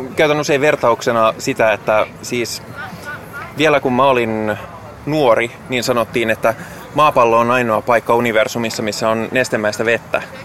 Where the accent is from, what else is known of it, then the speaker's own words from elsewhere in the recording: Lahti, Päijät-Häme, Finland; moved away as an adult; now in Helsinki, Finland; mä oon Hämeestä